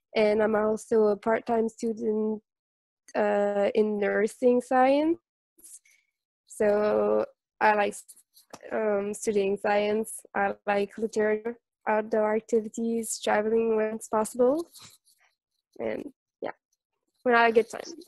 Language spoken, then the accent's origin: English; Montreal, Quebec, Canada; I'm from Montreal.